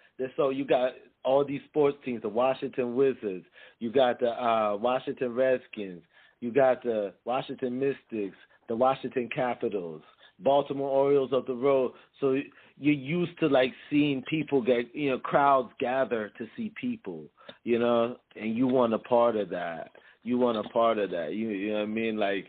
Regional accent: Jamaica; because I'm not originally from here, I'm Jamaican, you know what I mean?

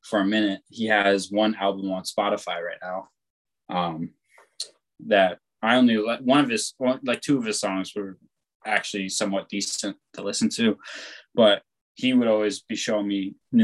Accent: East Coast, United States; now in West Coast, United States; I was born in the West Coast, but then raised in the East Coast.

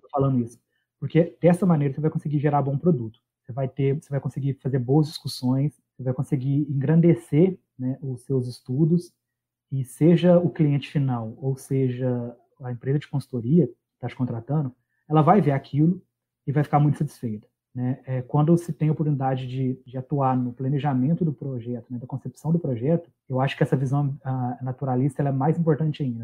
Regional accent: Minas Gerais, Brazil; Eu sou de Minas

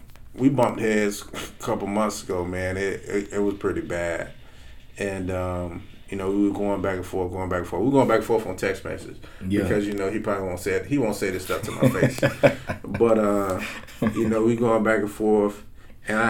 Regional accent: Perry, United States; I'm from Perry, man. Yeah. I didn't know anything outside of Perry at 13 years old

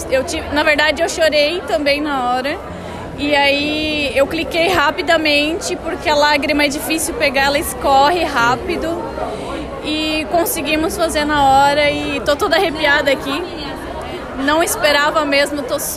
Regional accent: Joinville, Santa Catarina, Brazil; Eu sou do sul, de Joinville, Santa Catarina, sim.

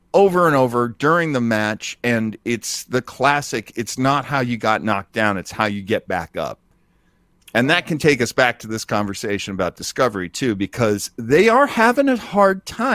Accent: New England, United States; French, because I grew up in New England and the French Canadians are just considered the enemy.

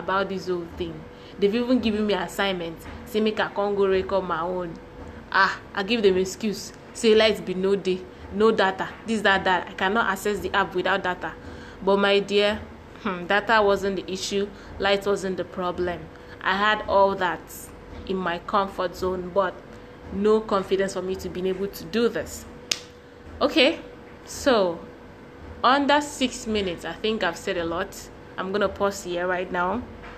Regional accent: Akwa Ibom, Nigeria; English is a second language; I'm from Akwa Ibom State

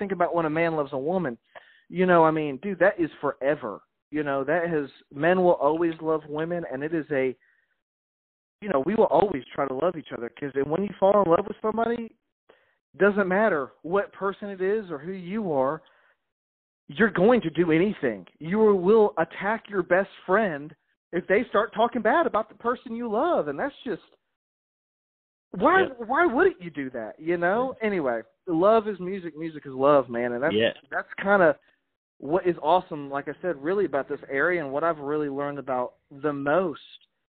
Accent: Montgomery, Alabama, United States; also born or lived in Chicago, Illinois; I was not born here either. I was a man. I was born in Chicago. Right on. I was down south when I was young. Like I said, I went to high school in Montgomery, Alabama.

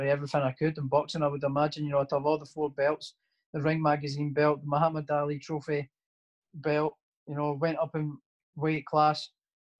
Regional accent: Prestonpans, Scotland, United Kingdom; also born or lived in Edinburgh; my hometown as well, as the Preston Pan

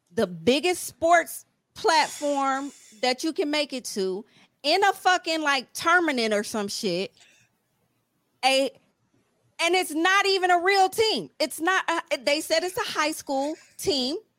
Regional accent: Ohio, United States; I'm from Ohio

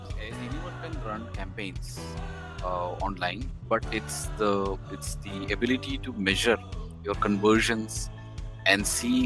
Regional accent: Dubai, United Arab Emirates; also born or lived in India; So, I was born in India, but I grew up in Dubai. So, I was lucky to be here in the 70s, 80s, see the city grow.

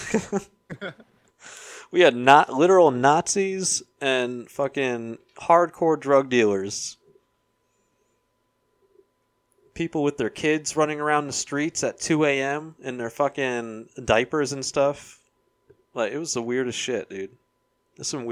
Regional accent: Florida, United States; also born or lived in Gainesville, Florida; I'm from the Florida suburbs

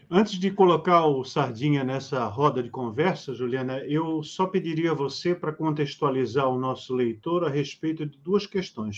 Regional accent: Rio de Janeiro, Brazil; now in Santa Catarina, Brazil; Rio de Janeiro, minha terra natal

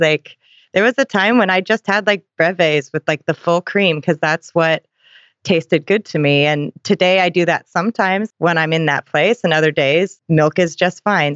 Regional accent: Seattle, Washington, United States; I'm from Seattle too

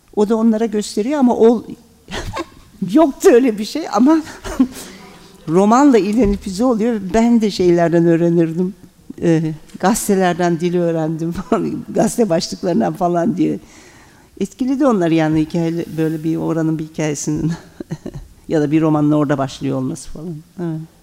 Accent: Ankara, Turkey; born or raised there; first language Turkish; moved away as an adult; also born or lived in Germany

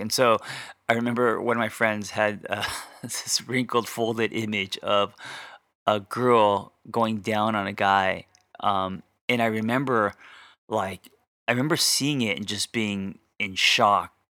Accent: United States; my parents were never home because, uh, they had businesses, of course, and it was always about, um, putting food on the table, right? Just being immigrants to America

